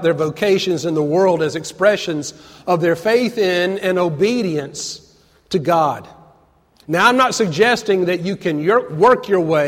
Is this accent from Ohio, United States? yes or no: no; Atlanta, Georgia, United States; growing up in Atlanta as a Braves fan